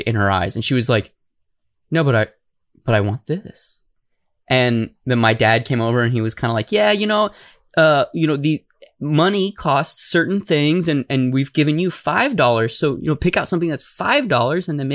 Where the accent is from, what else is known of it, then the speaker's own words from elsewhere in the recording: Tucson, Arizona, United States; moved away; I am originally from Tucson